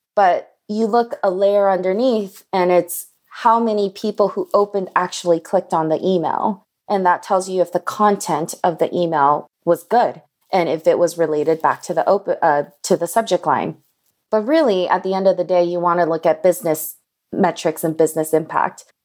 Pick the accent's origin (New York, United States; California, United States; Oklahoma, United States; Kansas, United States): California, United States; Los Angeles; I grew up in Koreatown in Los Angeles in the nineties